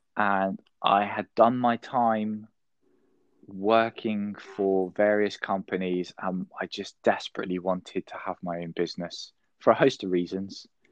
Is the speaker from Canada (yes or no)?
no; United Kingdom; I'm from the United Kingdom.